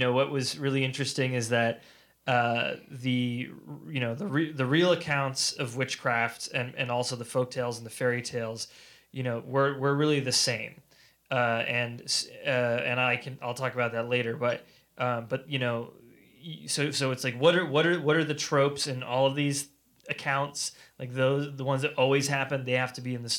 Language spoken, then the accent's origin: English; New England, United States; I grew up in New England, and New England's past has always been part of my consciousness